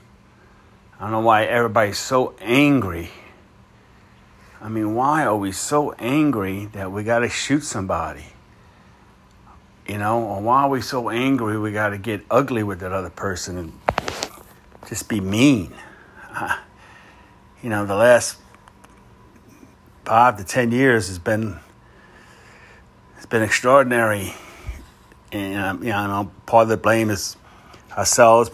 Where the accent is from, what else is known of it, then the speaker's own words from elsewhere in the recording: New Orleans, Louisiana, United States; Here in Louisiana, I'm from New Orleans